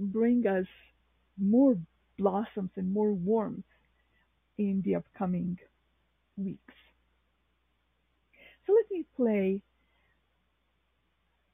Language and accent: English; Novo Mesto, Southeast Slovenia, Slovenia; now in New York City, United States; my hometown, which is Novo Mesto